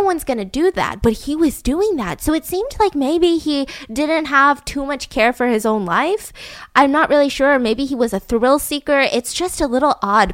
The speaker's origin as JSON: {"language": "English", "country": "United States", "tie": "born or raised there", "said": "I am an American citizen, born and raised."}